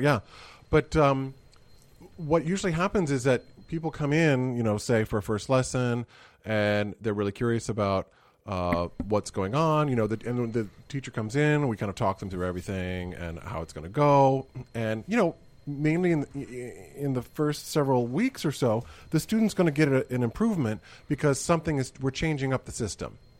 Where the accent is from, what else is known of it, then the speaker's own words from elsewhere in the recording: Missouri, United States; I grew up in Missouri